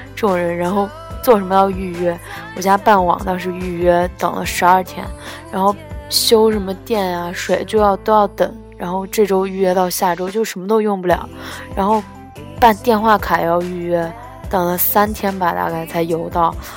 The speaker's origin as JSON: {"language": "Chinese", "country": "China", "moved": "yes", "said": "我们中国人"}